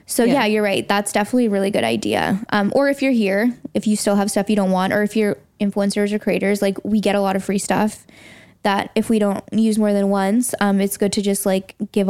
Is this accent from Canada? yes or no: yes; Toronto, Ontario, Canada; moved away as an adult; now in London, United Kingdom; I'm from Toronto. I just moved here